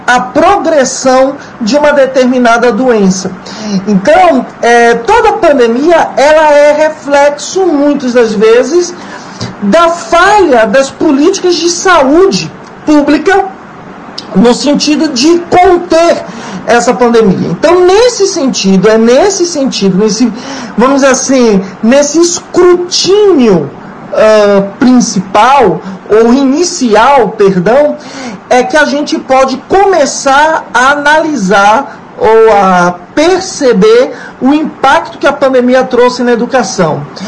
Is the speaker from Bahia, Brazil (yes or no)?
yes; Bahia, Brazil; also born or lived in São Paulo state / London; now in Salvador, Brazil; eu sou baiano, de nascença, nasci aqui na, na Bahia, mas morei por 20 anos né, no estado de São Paulo